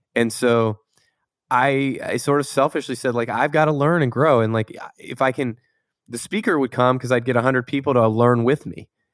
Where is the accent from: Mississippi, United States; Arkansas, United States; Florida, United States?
Florida, United States; Tampa; now in Palo Alto, United States; I grew up in Tampa, Florida